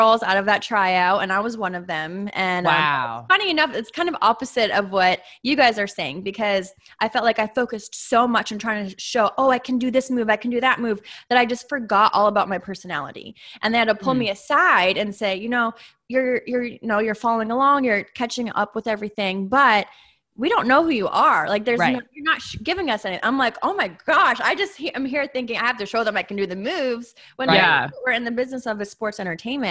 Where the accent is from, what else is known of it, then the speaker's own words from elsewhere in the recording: Massachusetts, United States; I'm from Massachusetts.